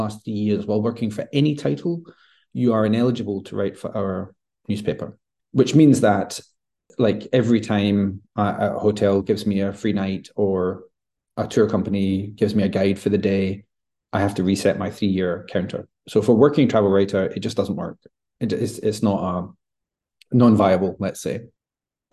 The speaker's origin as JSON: {"language": "English", "town": "Glasgow", "region": "Scotland", "country": "United Kingdom", "tie": "born or raised there", "said": "my hometown of Glasgow"}